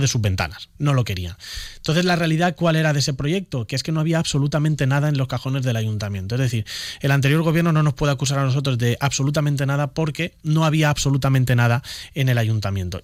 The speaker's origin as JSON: {"language": "Spanish", "town": "Elche", "region": "Valencian Community", "country": "Spain", "said": "Nadie me tiene que decir a mí qué es lo que necesita Carrús, que es el barrio en el que he estado viviendo 28 años de mi vida"}